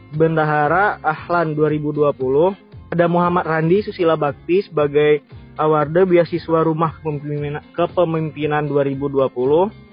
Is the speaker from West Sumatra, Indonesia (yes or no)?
yes; Padang, West Sumatra, Indonesia; aku kan, eh, asalnya dari Padang. Dan kebetulan juga sekarang, eh, lagi di Padang juga